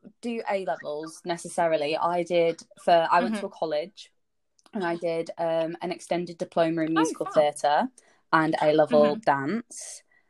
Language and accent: English; Leeds, Yorkshire and the Humber, United Kingdom; moved away as an adult; also born or lived in Winchester; I'm from Leeds